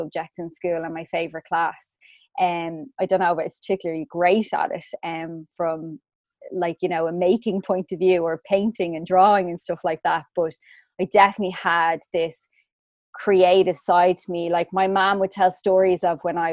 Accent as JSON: {"language": "English", "town": "Swords", "region": "Leinster", "country": "Ireland", "tie": "born or raised there", "also_born_or_lived": "Rush, County Dublin", "said": "I was born in Dublin. So I'm from Swords County, Dublin."}